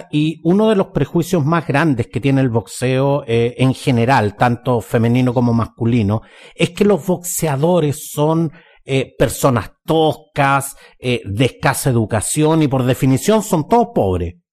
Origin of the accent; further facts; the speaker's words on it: Chile; Porque cuando los deportistas ganan, somos todos chilenos.